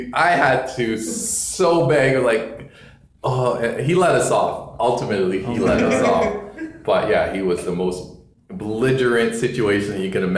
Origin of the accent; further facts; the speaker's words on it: Toronto, Ontario, Canada; I grew up on Jane Woolner.